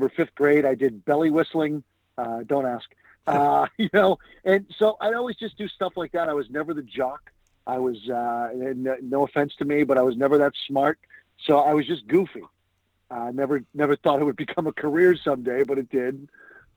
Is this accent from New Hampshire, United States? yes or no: yes; Nashua, New Hampshire, United States; also born or lived in York Beach, Maine / Salem, Massachusetts; I grew up in Nashua, New Hampshire, and pretty much stayed in New England my whole life